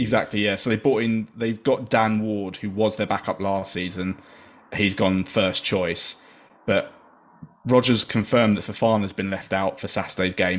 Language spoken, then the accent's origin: English; England, United Kingdom; as an English person